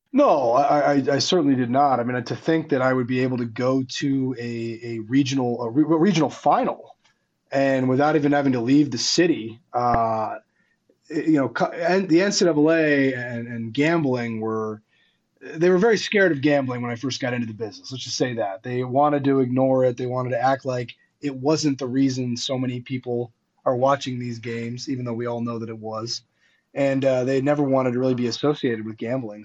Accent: Washington, District of Columbia, United States; where the Wizards played, in my hometown.

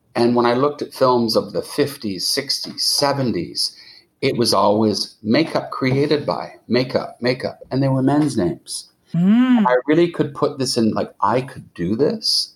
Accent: Montreal, Quebec, Canada; moved away; I did go to where I grew up in Montreal.

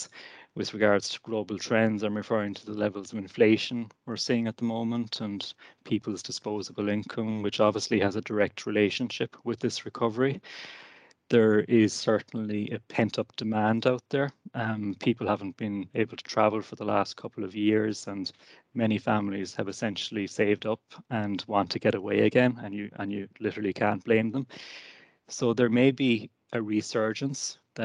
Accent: Killarney, Munster, Ireland; I'm from Killarney myself

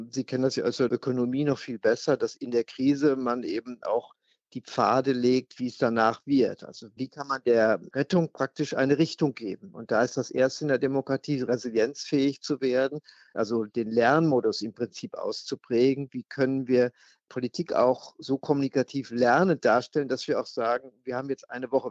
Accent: West Germany, Germany; Als Westdeutsche hat uns noch niemals zuvor einer so intensiv Freiheit genommen.

